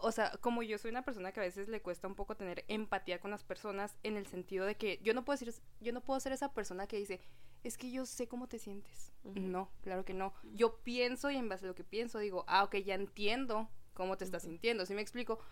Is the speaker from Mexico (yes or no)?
yes; Mexico; la cultura que tenemos como mexicanos